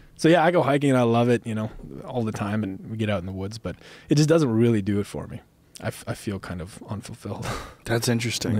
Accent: Minnesota, United States; also born or lived in Montana; now in Bozeman, Montana, United States; where I grew up in Minnesota

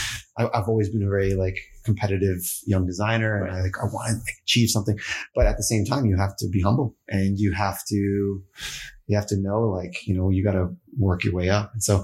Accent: East Coast, Canada; now in California, United States; And growing up in East Coast Canada, yeah. it's cold AF.

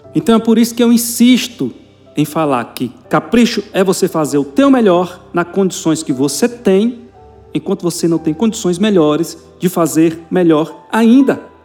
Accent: Goiás, Brazil; eu, como sou goiano, filho de goiano

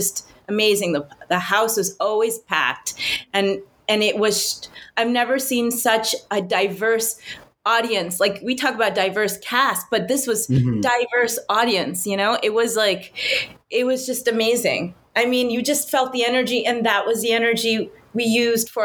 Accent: New York, United States; I was born and raised in New York. My family's from India

